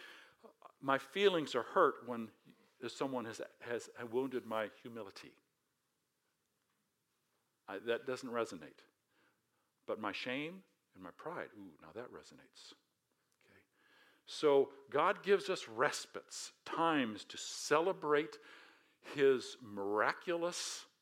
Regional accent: United States; I'm American

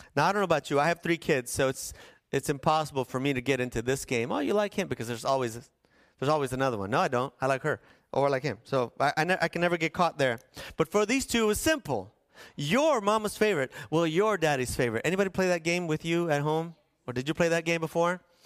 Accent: La Paz, Bolivia; The place where I was born and raised in La Paz was like a fish bowl

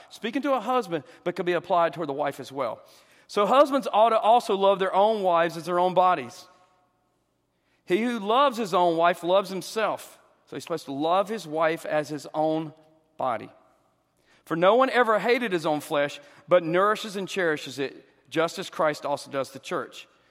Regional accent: the South, United States; I'm a Southerner

